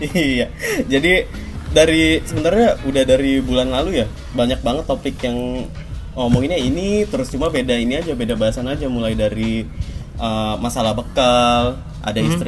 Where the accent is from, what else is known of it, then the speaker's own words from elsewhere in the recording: Bekasi, West Java, Indonesia; born there; Perkenalkan … asal dari Bali ya. Tapi Pasti. dari lahir dari Bekasi sih, asal orang tua doang